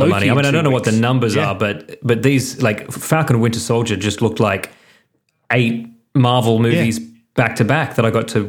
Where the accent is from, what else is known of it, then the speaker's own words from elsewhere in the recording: Penrith, New South Wales, Australia; I grew up in Penrith.